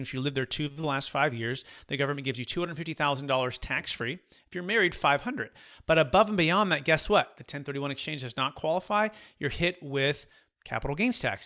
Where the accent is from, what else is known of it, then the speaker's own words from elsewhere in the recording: Bay Area, California, United States; growing up in the Bay Area